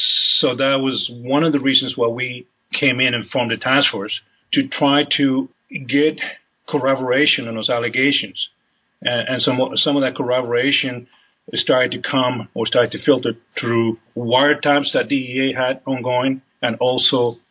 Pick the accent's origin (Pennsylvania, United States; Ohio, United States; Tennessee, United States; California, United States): California, United States; Los Angeles; also born or lived in San Diego; I'm originally from California, Los Angeles area.